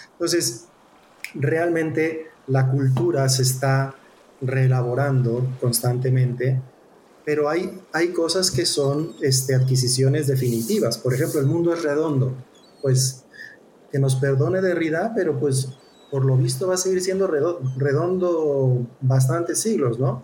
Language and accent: Spanish; Mexico; nosotros como mexicanos